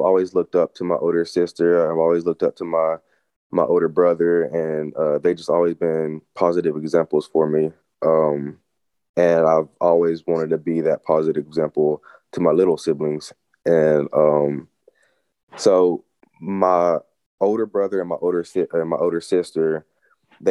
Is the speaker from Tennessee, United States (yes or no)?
yes; Greeneville, Tennessee, United States; I was born and raised in Greenville, Tennessee, and it's a small town too